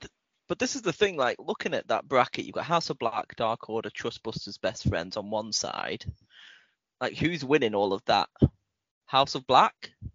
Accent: United Kingdom; we are British

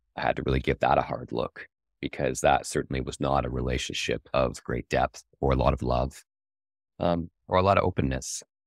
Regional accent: Canada; I'm, I'm Canadian

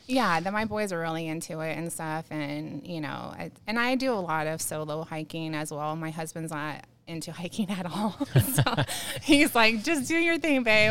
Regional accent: San Diego, California, United States; now in Banning, United States; I grew up in, I'm born and raised in San Diego

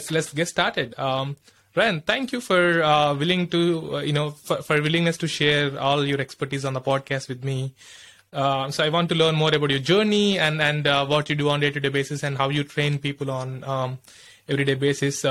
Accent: India; I'm from India

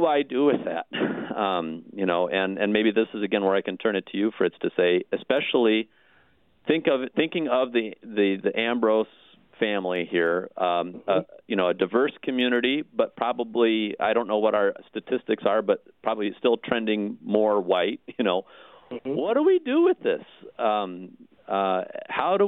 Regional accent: Iowa, United States; The town I grew up in, Iowa, was a little bit bigger

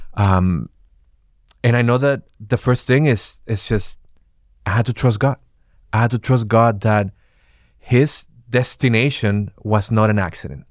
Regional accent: Venezuela; English is a second language; now in United States; I'm originally from Venezuela, and coming to the United States

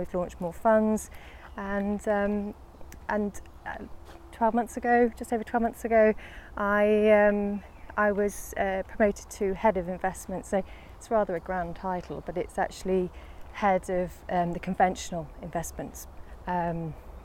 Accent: Lancashire, North West England, United Kingdom; moved away as an adult; also born or lived in Sheffield / London; I grew up in Lancashire, and I went to university in Sheffield

